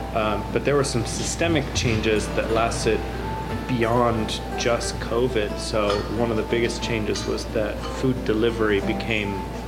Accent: California, United States; I'm explicitly Californian.

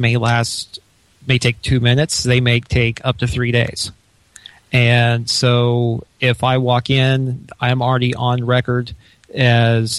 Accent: Illinois, United States; moved away; I was born and raised in Illinois

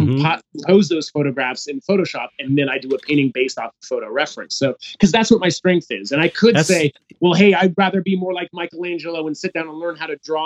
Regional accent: San Jose, California, United States; moved away; I'm from the Bay Area, San Jose

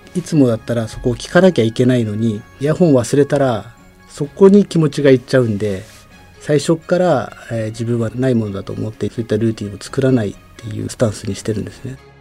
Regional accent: Fukushima, Japan; moved away as an adult; now in Kunitachi, Japan; 自分もその福島県出身ということもあって

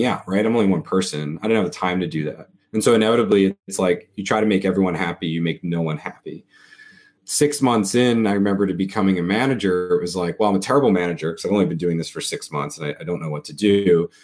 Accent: New York, United States; I grew up in New York

